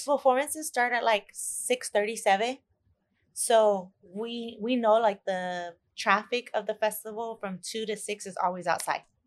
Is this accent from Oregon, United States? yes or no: no; Dallas, Texas, United States; I'm from Dallas, Texas